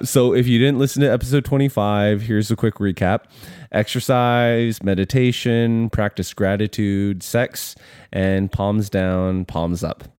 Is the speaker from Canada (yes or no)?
yes; Canada; moved away as an adult; now in United States; we are Canadian